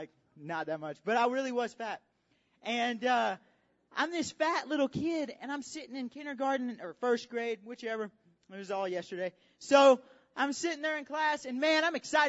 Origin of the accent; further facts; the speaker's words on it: Alabama, United States; I say mug because I'm from Alabama